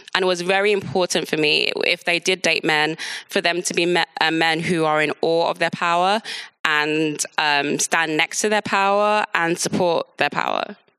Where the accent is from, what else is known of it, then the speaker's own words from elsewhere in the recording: London, United Kingdom; also born or lived in Nigeria; I was born in London, grew up in London